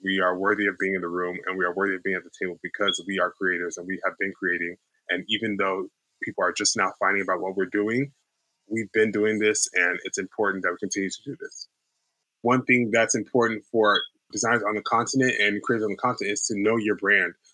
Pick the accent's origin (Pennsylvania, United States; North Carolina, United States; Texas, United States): Texas, United States; Houston; moved away; also born or lived in New York; I was raised in Houston, Texas